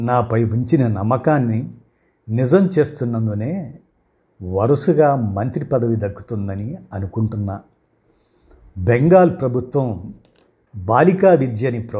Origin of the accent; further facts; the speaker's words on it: Hooghly, West Bengal, India; also born or lived in Narasaraopet / Tenali; మా స్వస్థలం గుంటూరు జిల్లా తెనాలి నరసరావుపేటలో పుట్టాను నా చదువంతా హుగ్గిలీలో కొనసాగింది